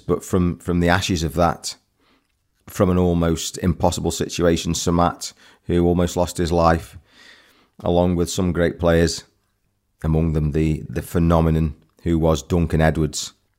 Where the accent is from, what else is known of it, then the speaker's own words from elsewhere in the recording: England, United Kingdom; I'm an Englishman.